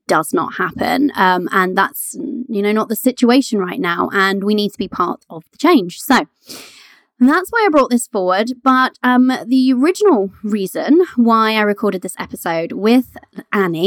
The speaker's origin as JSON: {"language": "English", "country": "Canada", "tie": "born or raised there", "moved": "yes", "lives_now": "United Kingdom", "said": "I was born in Canada"}